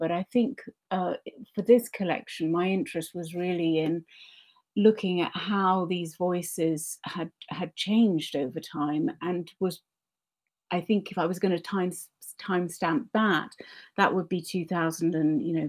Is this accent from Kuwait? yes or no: yes; Kuwait; I grew up a lot in the Arab world, in Kuwait.